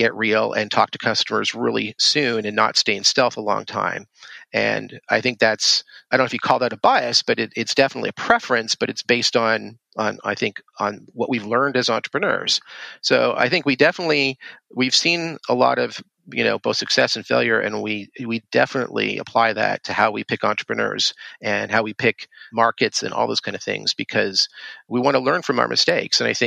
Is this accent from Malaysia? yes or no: no; Canada; I grew up in Canada